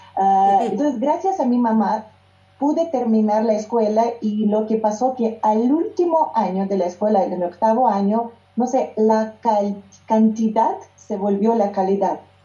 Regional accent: Yekaterinburg, Sverdlovsk Oblast, Russia; first language Russian; Spanish is a second language; moved away as an adult; now in Mexico; mi ciudad natal, Ekaterinburg

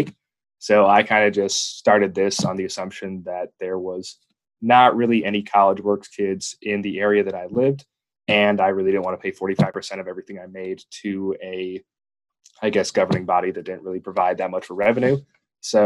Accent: Jefferson, Wisconsin, United States; I am originally from Jefferson, Wisconsin, which is just like a small farming town about halfway between Madison and Milwaukee.

